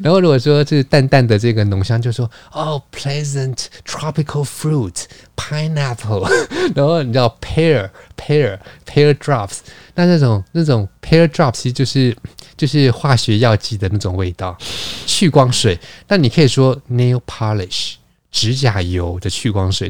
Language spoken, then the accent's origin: Chinese; Taiwan